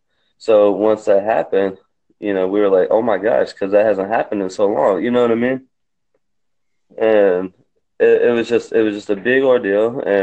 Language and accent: English; South Georgia, United States; I'm South Georgia. I'm from South Georgia